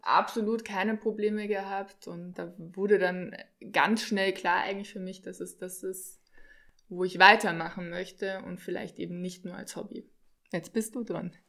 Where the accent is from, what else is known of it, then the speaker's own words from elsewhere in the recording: Regensburg, Bavaria, Germany; Ich komme aus Regensburg in Deutschland